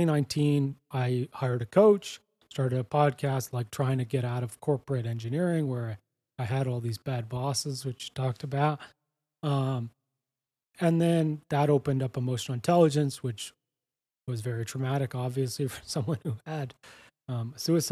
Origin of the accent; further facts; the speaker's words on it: Canada; moved away as an adult; now in Costa Rica; I'm Canadian. My wife and I and our dog Winston, we moved down to Costa Rica